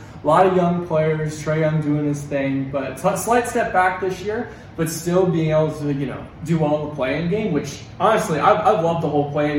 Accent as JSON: {"language": "English", "town": "Atlanta", "region": "Georgia", "country": "United States", "said": "Yeah, man. So I'm from Atlanta."}